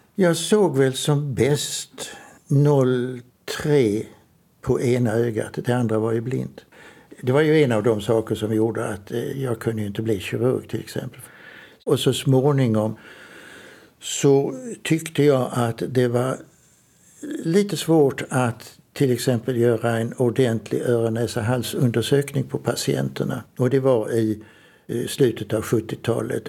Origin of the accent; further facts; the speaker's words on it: Trelleborg, Skåne, Sweden; jag är uppvuxen i Trelleborg, Söderslätt